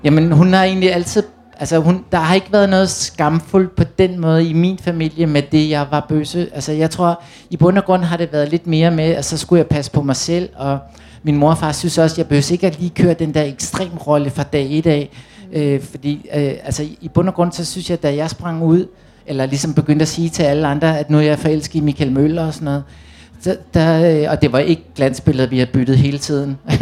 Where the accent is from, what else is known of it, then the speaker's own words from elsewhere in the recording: Copenhagen, Capital Region of Denmark, Denmark; gik rundt ude på Amager, ude i Reberbængade, hvor jeg voksede op